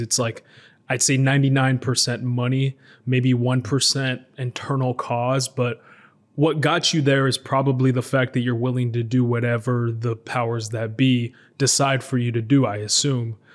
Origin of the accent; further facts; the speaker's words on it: United States; moved away as an adult; now in Israel; I grew up in America, and then I recently moved to uh, to Israel